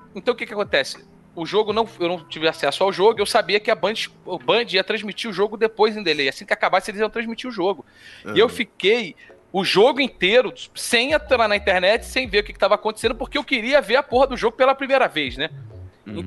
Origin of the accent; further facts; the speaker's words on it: Brazil; porque nós somos Brasil